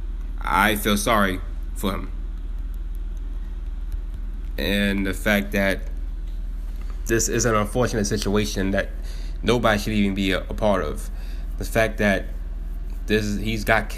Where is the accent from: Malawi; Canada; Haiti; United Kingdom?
Haiti; I'm from Haiti